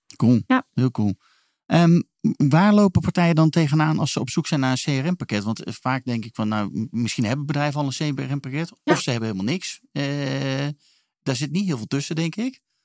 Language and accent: Dutch; Eindhoven, North Brabant, Netherlands; Ik ben zelf ook in Eindhoven opgegroeid